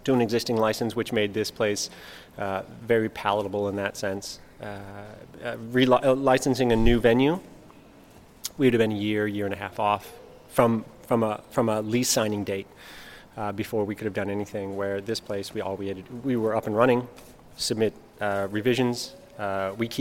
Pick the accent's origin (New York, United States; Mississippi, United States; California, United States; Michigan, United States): California, United States; moved away as an adult; now in Monbulk, Australia; I'm from California